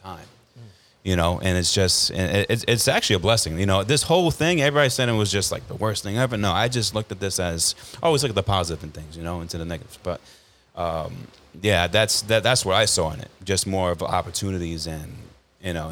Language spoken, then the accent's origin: English; Brentwood, New York, United States; I grew up in Brentwood.